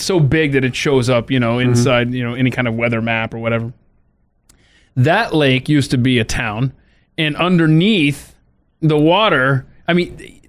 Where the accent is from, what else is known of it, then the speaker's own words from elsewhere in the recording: the South, United States; I mean, it's a great place because I'm from